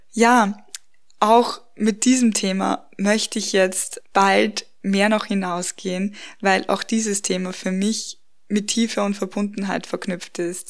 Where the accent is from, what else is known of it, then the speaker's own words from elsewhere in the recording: Austria; now in Bavaria, Germany; Wir haben in meiner Heimat im, in dem Dorf, wo ich aufgewachsen bin, geheiratet und dann auch in Wien gefeiert, also nicht hier bei uns in Bayern, wo wir jetzt wohnen